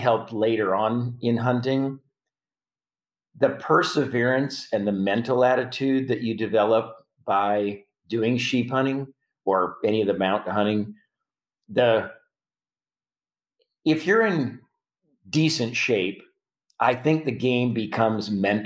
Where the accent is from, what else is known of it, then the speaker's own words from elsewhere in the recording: Prince Albert, Saskatchewan, Canada; now in United States; I'm from Prince Albert, mm-hmm. Saskatchewan.